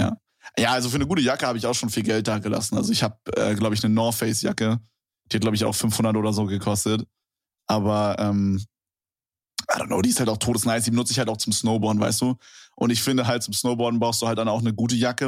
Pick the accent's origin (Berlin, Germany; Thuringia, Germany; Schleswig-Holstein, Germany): Berlin, Germany; ich komme ja aus Berlin